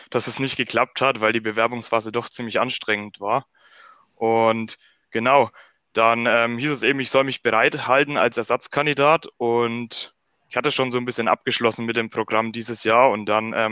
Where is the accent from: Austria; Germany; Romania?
Germany; Weichenfeld, Bavaria; Ich bin 22 Jahre alt und ich komme aus Weichenfeld. Das liegt im Norden Bayerns.